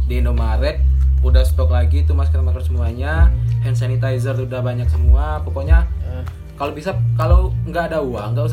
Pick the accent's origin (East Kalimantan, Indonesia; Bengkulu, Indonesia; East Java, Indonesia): Bengkulu, Indonesia; kami kan asli kalau kampung kami kan di Bengkulu tuh kampung kita kan gue ya di Bengkulu